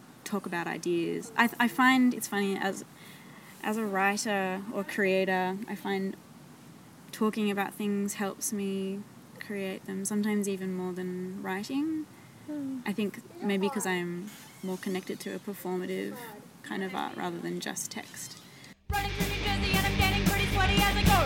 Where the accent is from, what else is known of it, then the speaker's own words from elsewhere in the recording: Canberra, Australian Capital Territory, Australia; I'm from Canberra